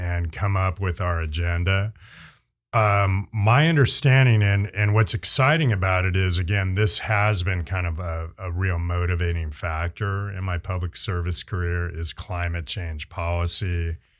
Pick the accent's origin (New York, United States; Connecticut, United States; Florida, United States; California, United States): California, United States; Bay Area; now in San Rafael, United States; I'm a Bay Area native. Um, proudly grew up there